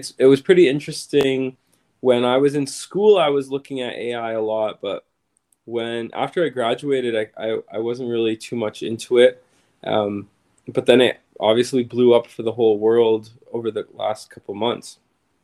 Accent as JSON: {"language": "English", "region": "Saskatchewan", "country": "Canada", "moved": "yes", "lives_now": "Toronto, Canada", "said": "We're from Saskatchewan"}